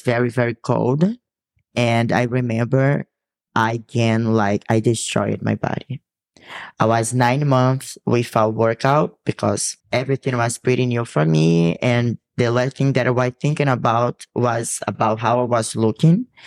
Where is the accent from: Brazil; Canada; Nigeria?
Brazil; English is a second language; moved away; I come from a city that has beach and it's very hot